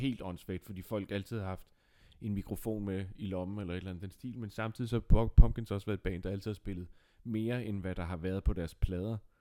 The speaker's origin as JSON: {"language": "Danish", "town": "Nakskov", "region": "Zealand", "country": "Denmark", "said": "du og jeg, Dines, vi kommer jo fra Nakskov"}